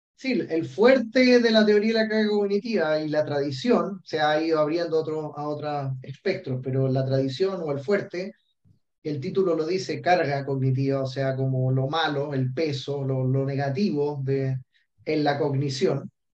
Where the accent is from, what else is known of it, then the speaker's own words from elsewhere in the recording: Chile; moved away as an adult; also born or lived in Australia; yo soy chileno